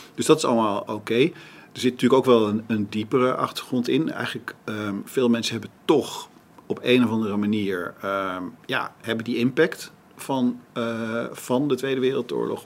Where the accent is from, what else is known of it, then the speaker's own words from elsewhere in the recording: Amstelveen, North Holland, Netherlands; ik ben geboren in Amsterdam, maar we zijn vrij snel naar Amstelveen, later daarna naar Amstelveen verhuisd, waar mijn vader een huisartsenpraktijk had